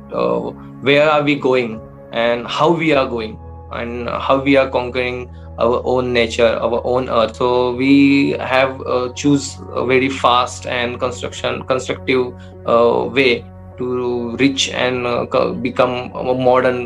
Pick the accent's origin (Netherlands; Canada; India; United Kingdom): India; Satara, Maharashtra; I'm from Satara, from Maharashtra.